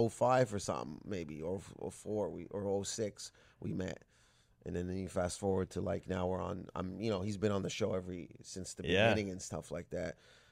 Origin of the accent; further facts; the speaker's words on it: Canada; it was such a cool thing to be a part of, especially being Canadian.